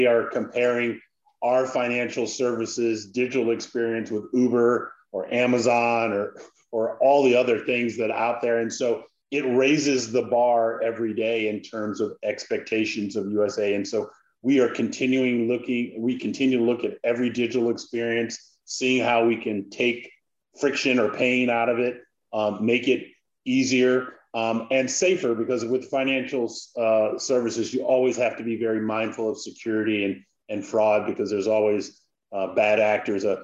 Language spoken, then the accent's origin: English; Washington, District of Columbia, United States; I grew up in the Washington D.C. area.